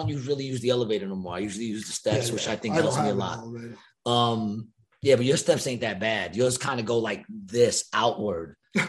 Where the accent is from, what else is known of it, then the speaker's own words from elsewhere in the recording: New York City, New York, United States; when we were growing up in Ravenswood?